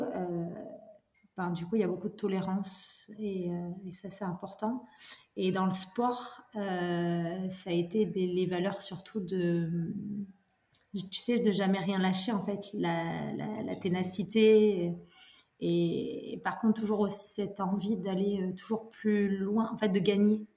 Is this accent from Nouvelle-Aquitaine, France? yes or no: yes; Brive-la-Gaillarde, Nouvelle-Aquitaine, France; je suis née à Brive. Ouais. Donc, euh, fille d'ici